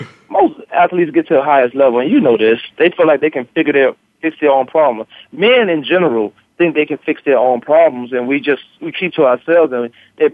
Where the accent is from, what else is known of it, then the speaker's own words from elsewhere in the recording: Virginia, United States; I grew up in Virginia